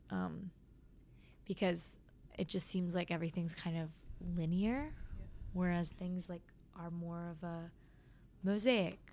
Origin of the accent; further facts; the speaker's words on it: California, United States; growing up in California, um, in a pretty, you know, well off neighborhood